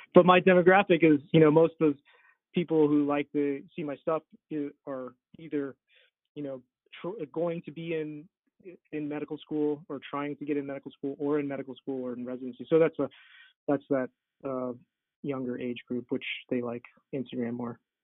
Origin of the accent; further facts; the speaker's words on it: Wyoming, United States; moved away as an adult; also born or lived in Florida; now in Salt Lake City, United States; I actually went to um, to Wyoming to my hometown to practice for a couple years